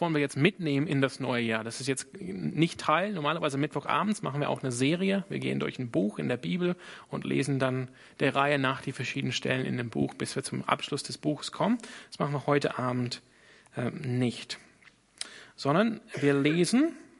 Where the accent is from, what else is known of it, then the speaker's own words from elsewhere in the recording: Sydney, New South Wales, Australia; German is a second language; now in Germany; ich komme aus Sydney in Australien.